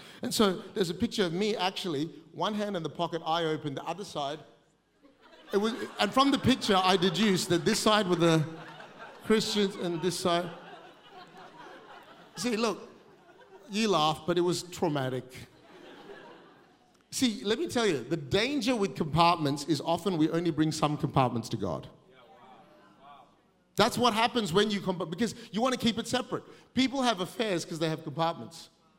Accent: Australia; I'm too Asian to be Aussie, but I'm too Aussie to be Asian, so I fit nowhere.

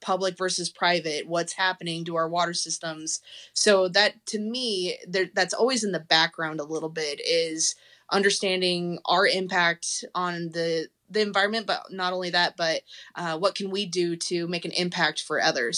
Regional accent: Colorado, United States; moved away as an adult; now in Texas, United States; I growing up in Colorado

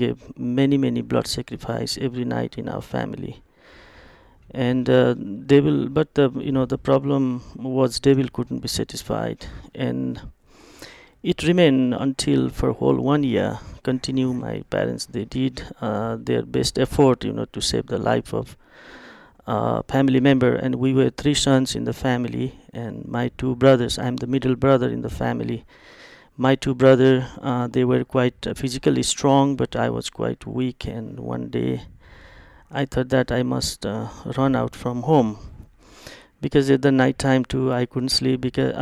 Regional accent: eastern Nepal, Nepal; English is a second language; moved away; also born or lived in Kathmandu, Nepal; I born and grew up in the very remote village

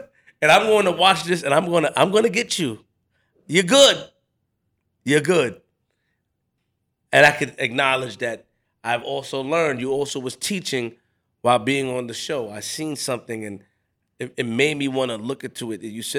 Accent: Queens, New York, United States; I'm from Queens.

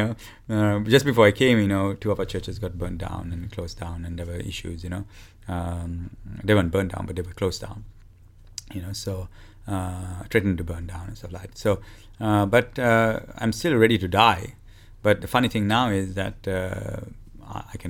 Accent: Sri Lanka; I'm from Sri Lanka.

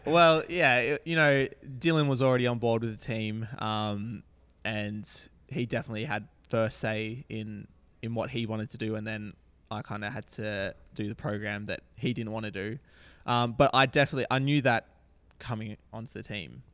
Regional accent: Australia; being an Australian

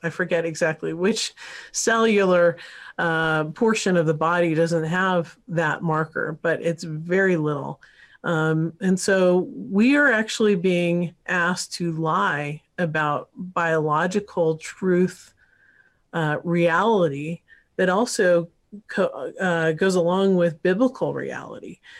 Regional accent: Northern California, United States; moved away; I grew up partly in California, so Northern Cal, and went to U C Santa Barbara

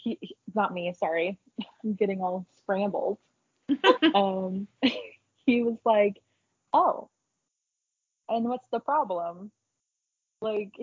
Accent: Utah, United States; also born or lived in Salt Lake County / Payson; I moved up to Salt Lake County. I still live in Utah

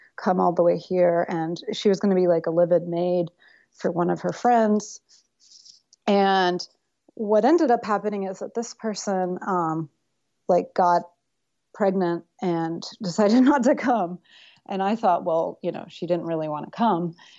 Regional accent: Tennessee, United States; also born or lived in New York City / Berlin; now in Yellow Springs, United States; I grew up mostly in Tennessee

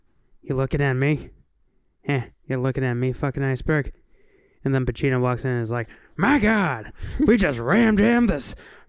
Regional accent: Kentucky, United States; I'm from Kentucky, sir.

